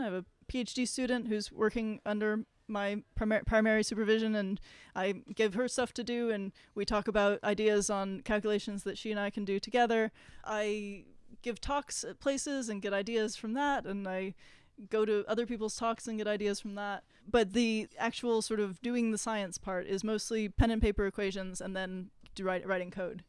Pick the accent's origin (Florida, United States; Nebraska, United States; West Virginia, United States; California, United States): California, United States; Los Angeles; I grew up in Los Angeles